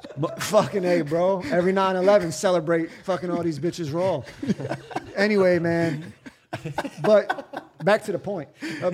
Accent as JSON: {"language": "English", "country": "United States", "also_born_or_lived": "Miami", "moved": "as an adult", "lives_now": "Germany", "said": "I'm an American living in Germany."}